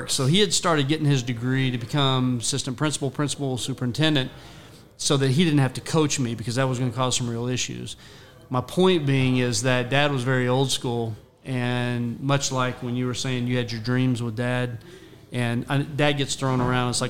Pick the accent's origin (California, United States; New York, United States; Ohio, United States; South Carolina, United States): Ohio, United States; born there; also born or lived in Texas; I was born in Ohio. We both came to Texas, and we lived just very.